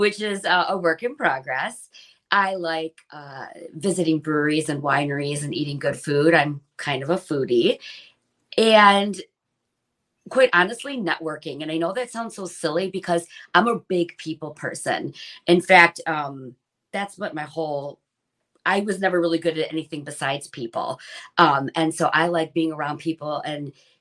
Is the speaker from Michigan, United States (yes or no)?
yes; Shelby Township, Michigan, United States; own an insurance agency right in the community that I grew up in Shelby Township.